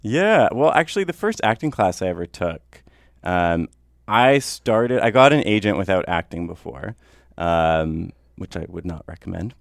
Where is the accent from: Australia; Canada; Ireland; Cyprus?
Canada; North Vancouver, British Columbia; I grew up in North